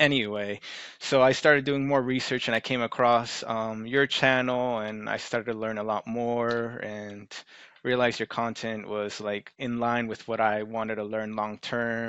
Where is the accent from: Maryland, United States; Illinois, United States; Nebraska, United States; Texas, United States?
Maryland, United States; I'm from Maryland